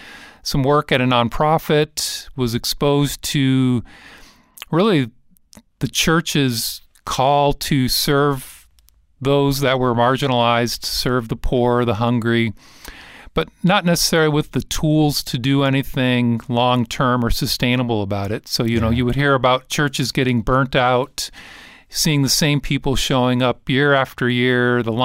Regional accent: Detroit, Michigan, United States; So, you know, I grew up in Detroit, actually.

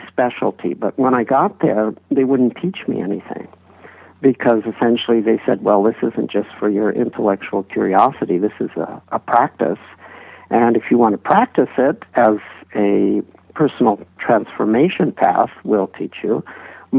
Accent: Los Angeles, California, United States; I was born in Los Angeles in 1944, so I'm pretty old

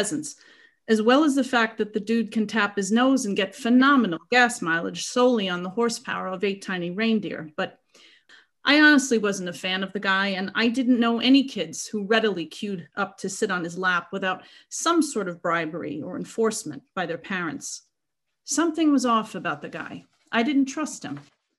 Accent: New York City, New York, United States; it was the 70s, and I was from Queens. We didn't have fireplaces in our houses. We had bars on our windows and switchblades hidden in our earth shoes.

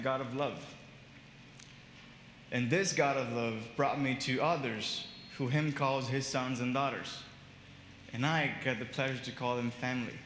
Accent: Brazil; moved away as an adult; also born or lived in Miami, United States / Boston, United States; When I was 19, I moved from Brazil to US to study

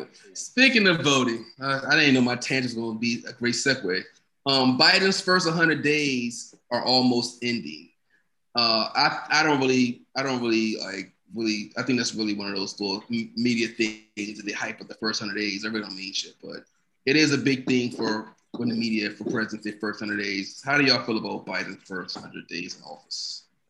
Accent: United States; I guess I'm American too.

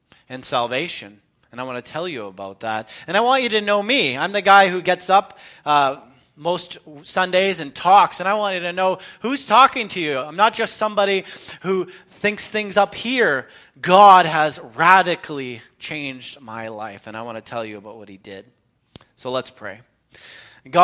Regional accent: London, Ontario, Canada; moved away; also born or lived in Edmonton / Meaford; I was born in 1980 in London, Ontario. I was raised primarily by my mom.

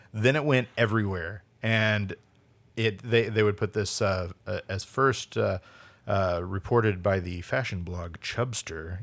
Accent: St. Louis, Missouri, United States; moved away as an adult; also born or lived in Springfield, Missouri; now in Portland, United States; I'm from St. Louis, but I lived in Springfield, Missouri at the time

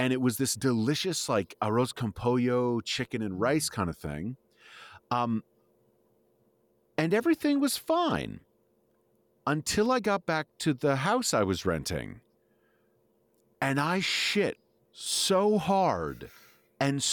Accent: New York, United States; being a New Yorker

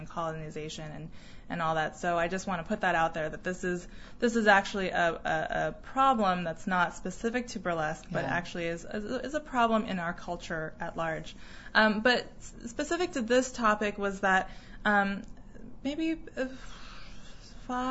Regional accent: Arizona, United States; moved away as an adult; also born or lived in Taiwan; now in Seattle, United States; I grew up in Arizona

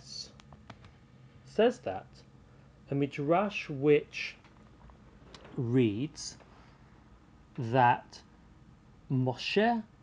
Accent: United Kingdom; being British

